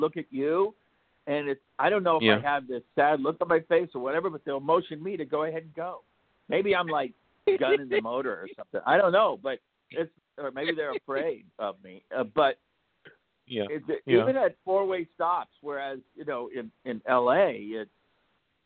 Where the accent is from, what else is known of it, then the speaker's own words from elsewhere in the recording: Midwest, United States; moved away as an adult; now in California, United States; We grew up in the Midwest, Tammy and I, so we're used to rain and snow and storms and all of that.